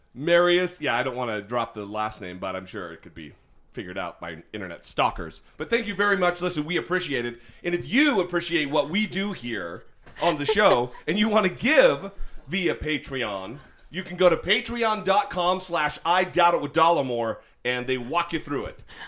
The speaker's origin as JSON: {"language": "English", "town": "Orofino", "region": "Idaho", "country": "United States", "tie": "born or raised there", "moved": "yes", "said": "my hometown of Orofino, Idaho"}